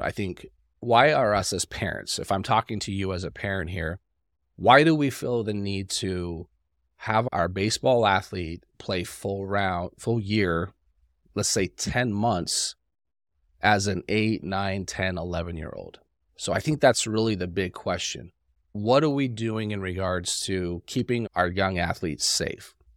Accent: Salt Lake City, Utah, United States; I grew up in Salt Lake City, so it's a colder climate

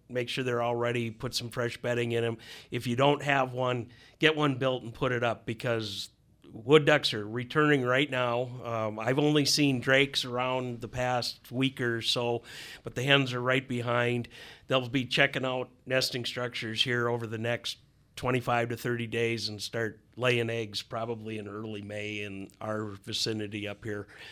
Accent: Wisconsin, United States; also born or lived in Minnesota; growing up in Wisconsin where I did

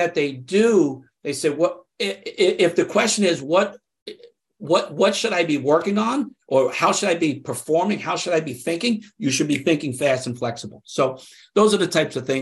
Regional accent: New York, United States; I'm from New York. I grew up here

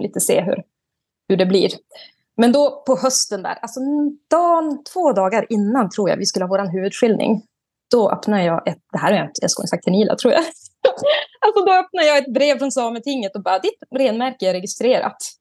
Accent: Vilhelmina, Västerbotten County, Sweden; moved away as an adult; now in Arjeplog, Sweden; Där jag är uppvuxen är i Vilhelmina norra sameby. Men nu så bor jag uppe i Loktamava sameby i Seidegava utanför Arjeplog.

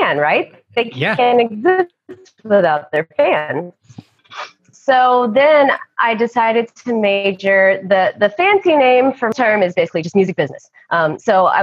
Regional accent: Johnson City, Tennessee, United States; moved away as an adult; also born or lived in Boone, North Carolina; my hometown is not far away. I'm from East Tennessee, a small town called Johnson City

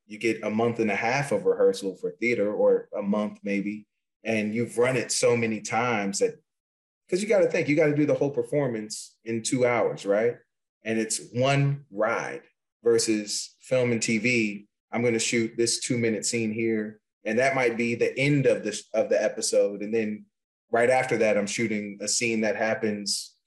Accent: Virginia, United States; now in New York, United States; We're both from the South. I'm from Virginia originally

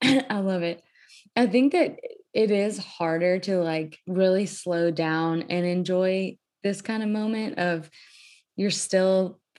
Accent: Cajun, Louisiana, United States; I'm from a Cajun culture, very family oriented, very loud, obnoxious family

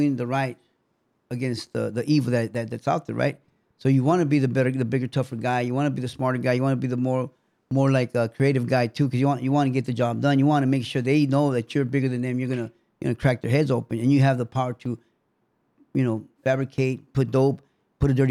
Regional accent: Los Angeles, California, United States; also born or lived in Mexico / Boyle Heights; I grew up in Florencia neighborhood and the Boyle Heights, but more like Florencia neighborhood with all OGs.

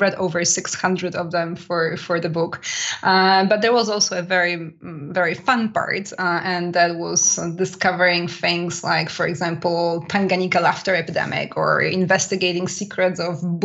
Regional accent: Poland; now in France; Poland as well, which is my home country, by the way, if anybody wonders about my accent

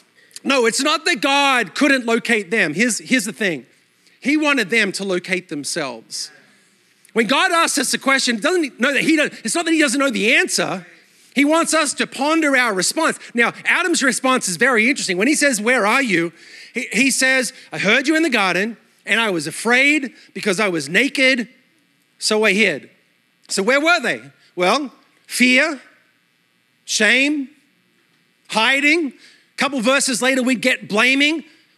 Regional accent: Australia; accent: mixed Australian/American; moved away as an adult; also born or lived in New York City; now in United States; My accent is a mutt. Australia all my life, then New York City for 12 years. Now I'm in the South and my kids are texting me y'all in their text.

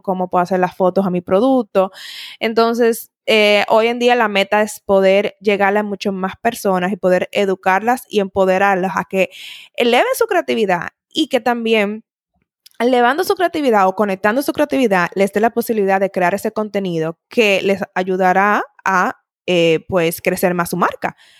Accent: Dominican Republic; moved away as an adult; also born or lived in Italy; soy dominicana

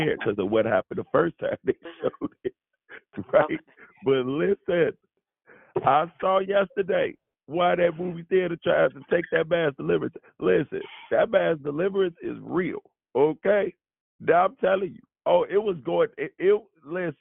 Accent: Chicago, Illinois, United States; I'm from Chicago

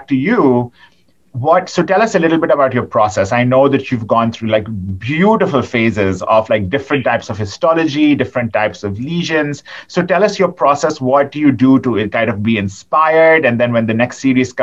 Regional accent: Pakistan; moved away; I grew up in Pakistan

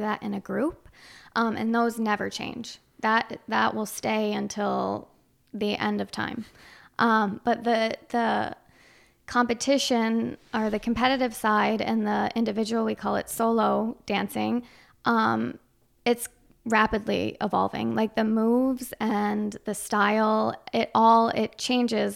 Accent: Chazy, New York, United States; I'm from Shazy.

